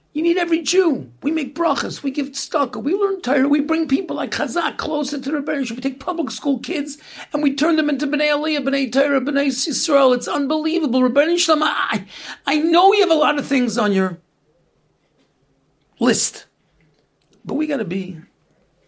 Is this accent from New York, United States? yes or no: yes; New York City, New York, United States; So we grew up in Brooklyn